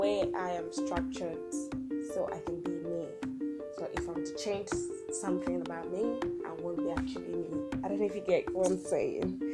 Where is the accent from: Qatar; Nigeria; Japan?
Nigeria; Akwa Ibom; I'm from Akwa Ibom State in Nigeria